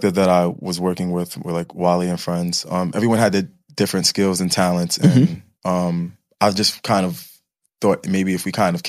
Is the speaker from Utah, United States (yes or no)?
no; New York City, New York, United States; technically I'm from Flatbush, but like grew up in like the Mill Basin area